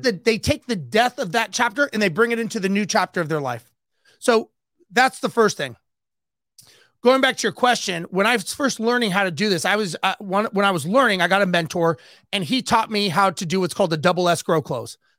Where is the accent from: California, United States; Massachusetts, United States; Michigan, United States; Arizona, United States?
California, United States; Los Angeles; I grew up, born and raised in Los Angeles